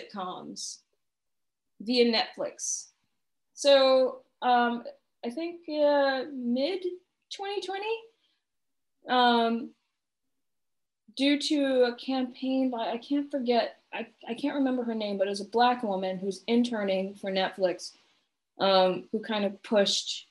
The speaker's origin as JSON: {"language": "English", "region": "the South", "country": "United States", "moved": "as an adult", "lives_now": "Portland, United States", "said": "we're both from the South"}